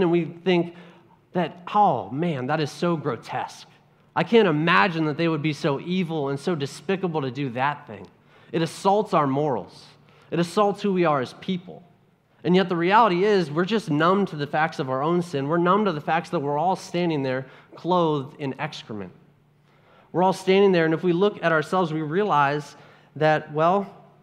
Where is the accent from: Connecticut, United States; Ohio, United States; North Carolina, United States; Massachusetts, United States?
Ohio, United States; I'm from Ohio, and if you don't know much about Ohio, there's not much there